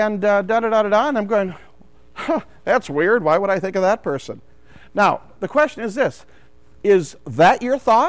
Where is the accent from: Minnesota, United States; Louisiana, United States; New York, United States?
Minnesota, United States; St. Cloud; I'm from St. Cloud